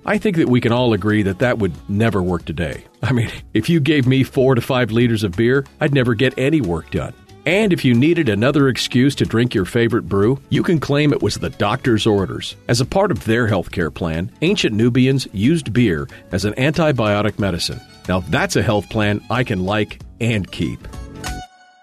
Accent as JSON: {"language": "English", "town": "Fairbanks", "region": "Alaska", "country": "United States", "tie": "born or raised there", "said": "my hometown of Fairbanks, in the interior of Alaska."}